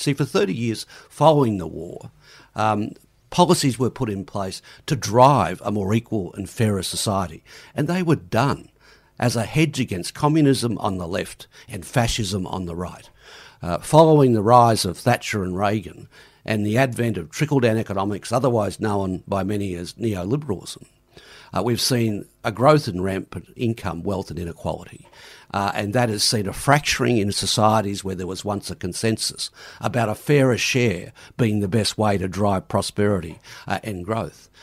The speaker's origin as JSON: {"language": "English", "region": "Queensland", "country": "Australia"}